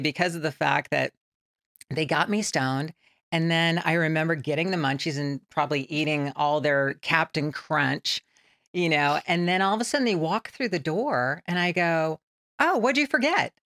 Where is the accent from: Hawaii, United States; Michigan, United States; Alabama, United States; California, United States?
California, United States; San Bernardino; I grew up in San Bernardino, California